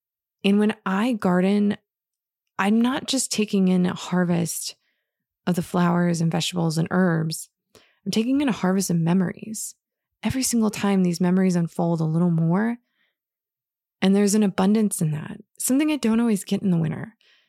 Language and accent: English; Michigan, United States; And so I went from being in a very like white culture growing up in Northern Michigan, and in coming from a lot of privilege